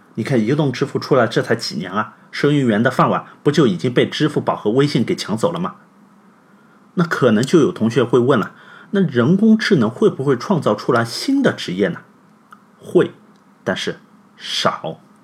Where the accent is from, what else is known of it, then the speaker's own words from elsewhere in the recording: China; 我们中国人